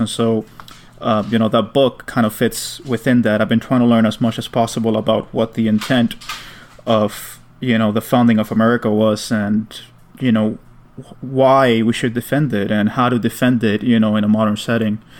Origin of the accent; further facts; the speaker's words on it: New York City, New York, United States; as a New Yorker